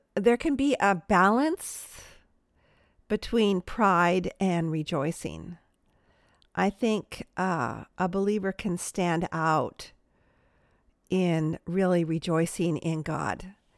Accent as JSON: {"language": "English", "town": "Palos Verdes Estates", "region": "California", "country": "United States", "said": "Where I'm from, Palos Verdes Estates, it's just a beautiful peninsula out in the Pacific Ocean in Southern California"}